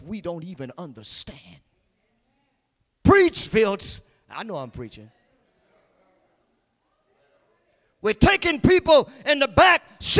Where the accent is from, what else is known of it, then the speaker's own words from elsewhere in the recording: Ville Platte, Louisiana, United States; I was growing up in Villeplatte